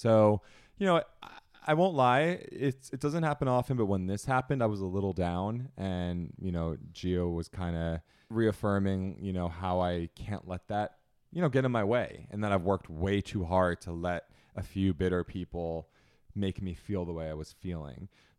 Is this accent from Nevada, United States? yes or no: no; New Jersey, United States; I'm from Jersey and Italian.